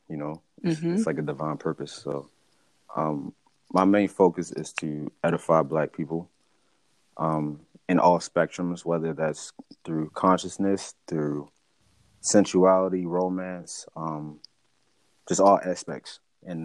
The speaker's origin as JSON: {"language": "English", "town": "Baltimore", "region": "Maryland", "country": "United States", "tie": "born or raised there", "said": "born and raised in Baltimore, Maryland"}